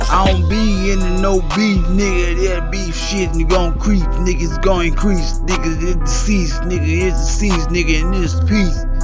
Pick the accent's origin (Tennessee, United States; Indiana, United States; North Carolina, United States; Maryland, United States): Tennessee, United States; I come from Tennessee.